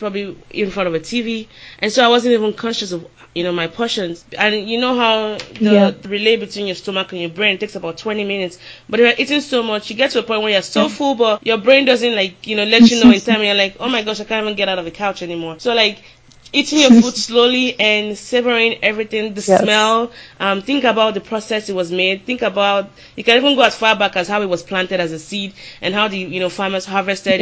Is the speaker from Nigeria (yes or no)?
yes; Nigeria; moved away; also born or lived in Austin, Texas; growing up female and growing up in Nigeria